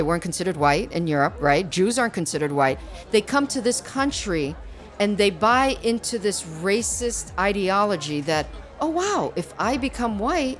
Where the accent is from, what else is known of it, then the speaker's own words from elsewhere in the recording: New York City, New York, United States; first language Spanish; English is a second language; My experience growing up in New York City